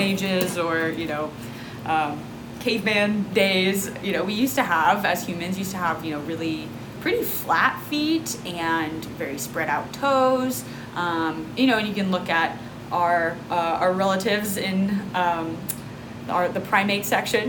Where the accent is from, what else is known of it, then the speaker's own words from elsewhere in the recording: Texas, United States; Growing up in Texas, I was able to be barefoot most of the year